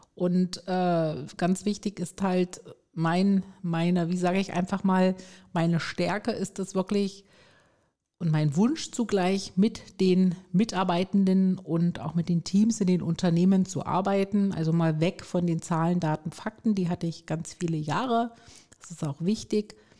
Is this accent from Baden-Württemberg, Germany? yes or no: yes; Stuttgart, Baden-Württemberg, Germany; komme aus Stuttgart